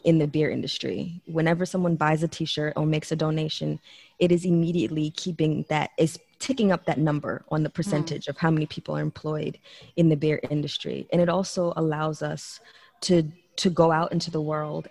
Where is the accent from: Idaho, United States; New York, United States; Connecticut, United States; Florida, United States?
New York, United States; moved away as an adult; now in Texas, United States; I come from New York, where the bar scene in New York is